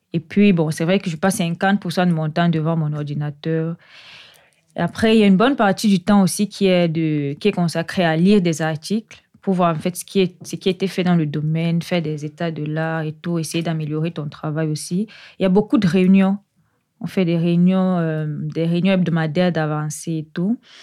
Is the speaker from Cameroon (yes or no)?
yes; Yaoundé, Centre, Cameroon; moved away as an adult; now in Lyon, France; je suis originaire du Cameroun. Je suis née euh, précisément à Yaoundé, au Cameroun, où j'ai fait toute ma scolarité